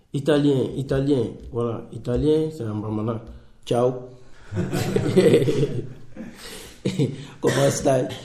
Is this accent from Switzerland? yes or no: no; Côte d’Ivoire; Italian is a second language; now in Italy; io vengo da Costa d'Avorio